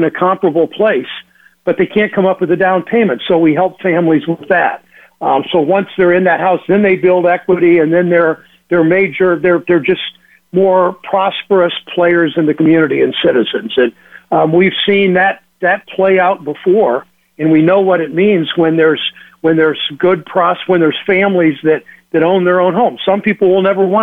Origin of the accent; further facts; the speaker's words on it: Mansfield, Ohio, United States; I grew up in Mansfield, as I said, played basketball against Fenley.